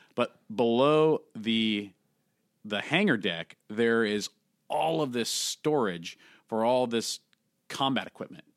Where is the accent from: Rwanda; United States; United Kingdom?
United States; San Francisco Bay Area, California; I grew up in the San Francisco Bay Area, just south of, uh, San Francisco, actually